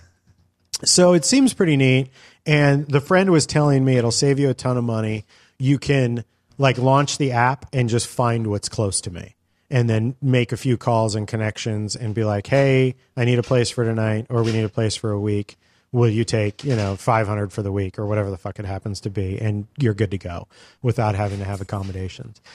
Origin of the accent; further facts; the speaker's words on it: California, United States; we're from California